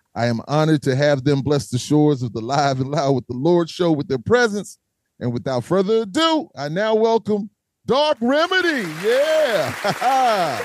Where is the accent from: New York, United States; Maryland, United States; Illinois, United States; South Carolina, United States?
South Carolina, United States; I'm from South Carolina